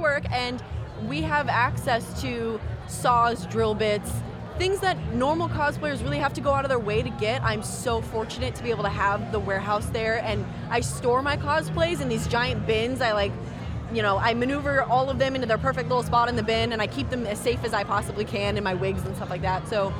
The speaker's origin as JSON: {"language": "English", "town": "Vacaville", "region": "California", "country": "United States", "said": "So I'm from Vacaville, which is about 3 hours away from here."}